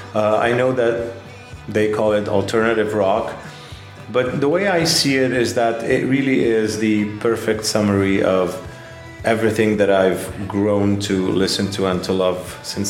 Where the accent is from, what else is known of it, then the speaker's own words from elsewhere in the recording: Lebanon; moved away as an adult; also born or lived in Paris, France; I'm from Lebanon. And I moved to Paris in the early 2000s, and I lived there for a decade